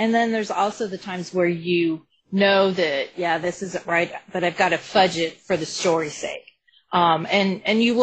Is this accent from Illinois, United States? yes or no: no; Colorado, United States; I'm from Colorado